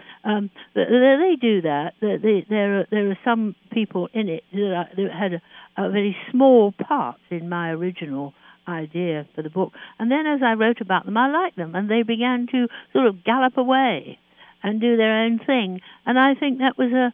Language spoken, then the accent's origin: English; London, United Kingdom; I am a Londoner, and I love London.